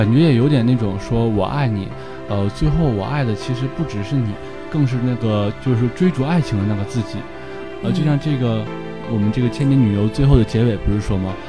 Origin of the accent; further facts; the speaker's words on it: northern China, China; 我是一个北方人，